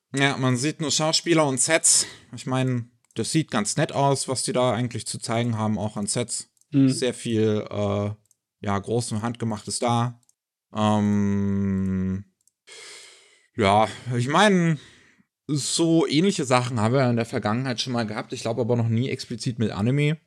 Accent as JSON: {"language": "German", "country": "Germany", "said": "bei uns in Deutschland"}